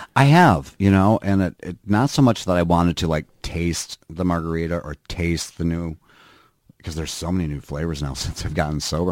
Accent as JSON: {"language": "English", "region": "Minnesota", "country": "United States", "tie": "born or raised there", "also_born_or_lived": "California", "moved": "as an adult", "lives_now": "Northfield, United States", "said": "I grew up in Minnesota"}